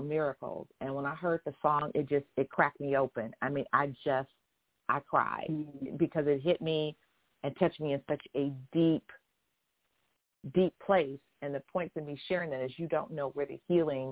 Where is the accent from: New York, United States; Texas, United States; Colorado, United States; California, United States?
Texas, United States; Houston; I'm a Southern girl. I'm from Houston. I was born in Harris County